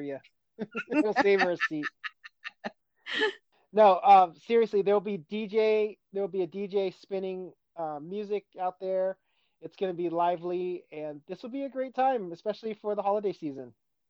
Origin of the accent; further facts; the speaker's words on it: California, United States; moved away as an adult; also born or lived in Boston; now in Seattle, United States; I was going back to California, my hometown, for about a month before I started my first job in Boston.